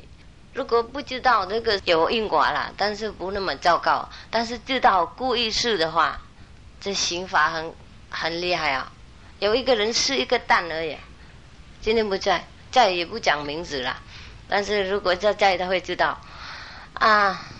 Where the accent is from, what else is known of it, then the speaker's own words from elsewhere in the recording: United Kingdom; Chinese is a second language; now in Taiwan; 当然我是英国的国籍，但是如果台湾的警察抓我在这里，我也没办法走了